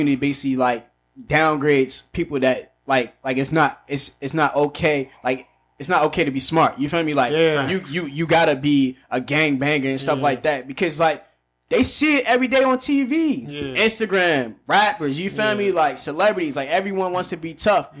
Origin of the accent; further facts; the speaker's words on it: Aberdeen, United States; I'm from Aberdeen